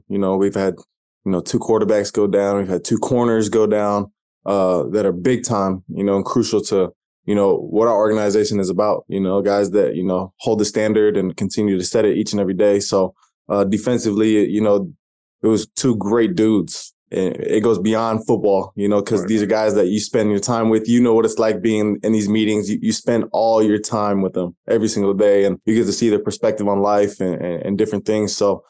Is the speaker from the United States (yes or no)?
yes; Albany, Oregon, United States; Yeah, so grew up in Oregon, small town, Albany, right next to Corvallis. So I kind of claim I'm from Corvallis because that's where I went to school.